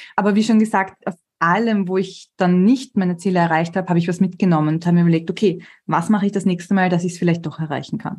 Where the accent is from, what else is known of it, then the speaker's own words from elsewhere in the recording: Vienna, Austria; ich bin halt gebürtige Wienerin